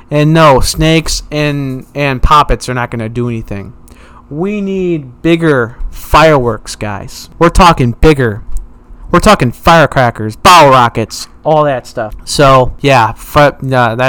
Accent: United States; We are the American country

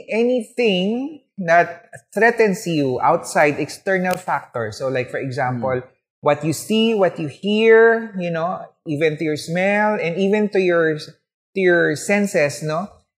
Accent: Philippines

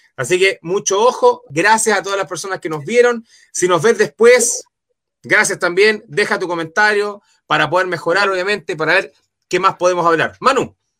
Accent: Chile; buen chileno

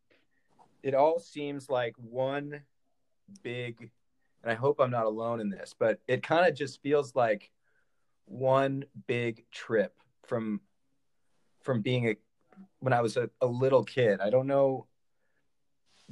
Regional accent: California, United States; I am from California

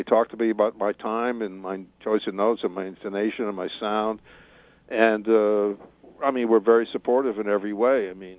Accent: Detroit, Michigan, United States; Because I come from Detroit.

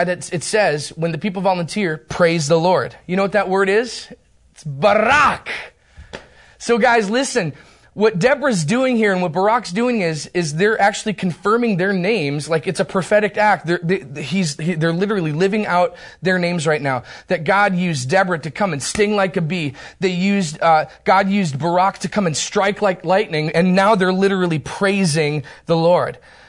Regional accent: Turkey; born there; I was born in Turkey, the nation of Turkey, which explains a lot, actually.

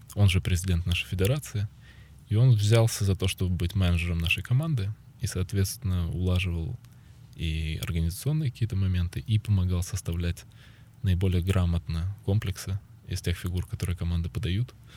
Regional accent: Ukraine; когда возвращался сюда, в Украину

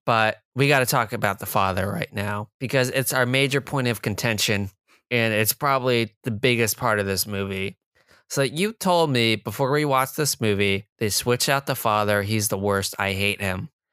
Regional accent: New Jersey, United States; I'm from Jersey, not New York.

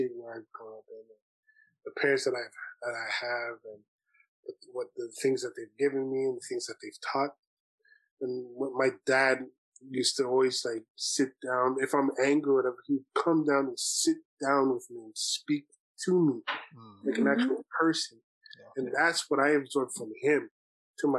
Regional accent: Brampton, Ontario, Canada; I grew up in Brampton

